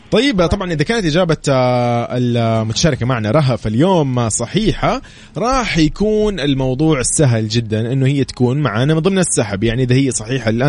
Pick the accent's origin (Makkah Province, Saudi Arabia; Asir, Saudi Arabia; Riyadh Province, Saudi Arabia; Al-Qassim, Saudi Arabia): Riyadh Province, Saudi Arabia; Riyadh; من الرياض